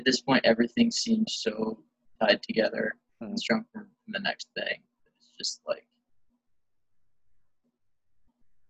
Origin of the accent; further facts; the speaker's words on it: rural Tennessee, United States; once I was like driving age, I was in like rural Tennessee